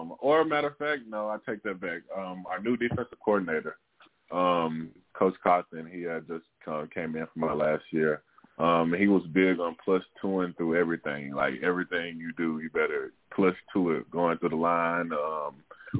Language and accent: English; Arkansas, United States; I'm from Arkansas, from the South